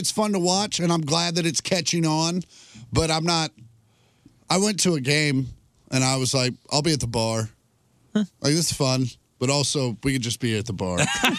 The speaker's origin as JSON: {"language": "English", "region": "Kansas", "country": "United States", "tie": "born or raised there", "said": "I was born in Kansas."}